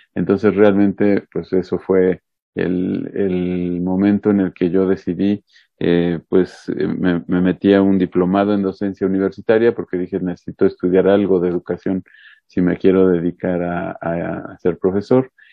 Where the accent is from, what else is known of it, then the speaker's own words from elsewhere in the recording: Puebla, Mexico; soy poblano, me gusta decir el mal chiste de que soy poblano pero no ejerzo, eh, porque pues los poblanos tenemos cierta fama a nivel nacional, no muy buena en algunas cosas, este, nací en Puebla